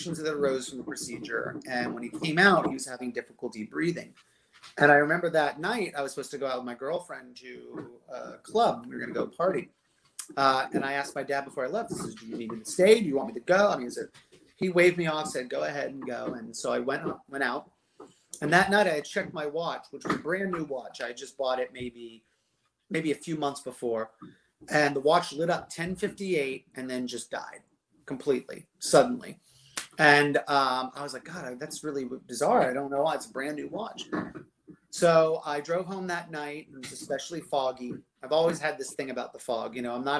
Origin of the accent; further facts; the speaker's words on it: Gainesville, Florida, United States; we're from Gainesville originally.